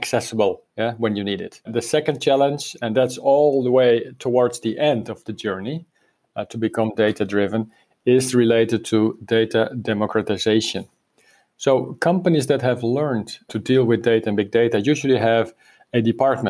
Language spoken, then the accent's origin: English; Netherlands; now in Spain; I'm from the Netherlands, but living for many years in Spain